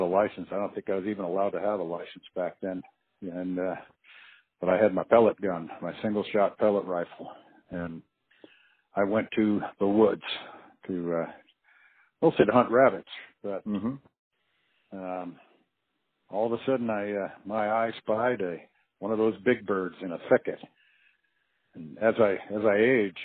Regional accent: Ossining, New York, United States; now in Alaska, United States; I was a kid from upstate New York and a little town called Ossining along the Hudson River

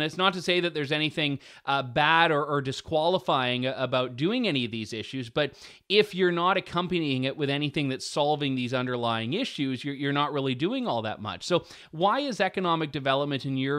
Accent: Southern Ontario, Canada; I'm from Southern Ontario.

